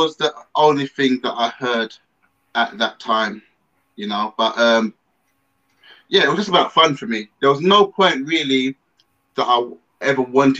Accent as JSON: {"language": "English", "region": "London", "country": "United Kingdom", "tie": "born or raised there", "said": "So I grew up in Tottenham."}